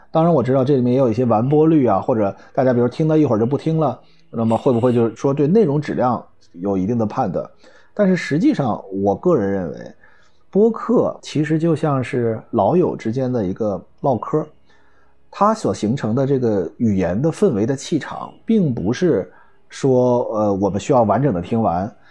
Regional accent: China; 我们中国人

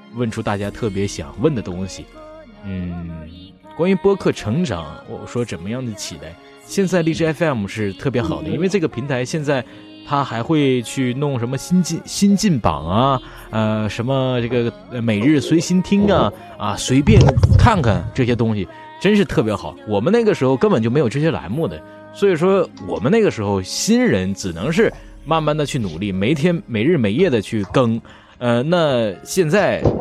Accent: Northeast China, China; 我，我是东北人

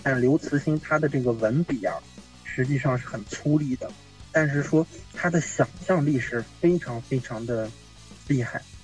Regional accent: Yangquan, Shanxi, China; moved away as an adult; 作为一个羊圈人

